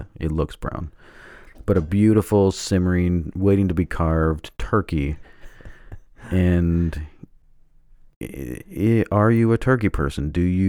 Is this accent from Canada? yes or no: yes; Canada; I mean, I grew up in Canada, too, and we still had... We had turkey, too.